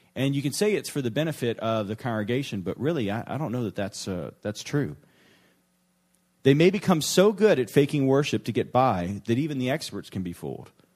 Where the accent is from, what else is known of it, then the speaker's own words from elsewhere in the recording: New Orleans, Louisiana, United States; moved away; my hometown, New Orleans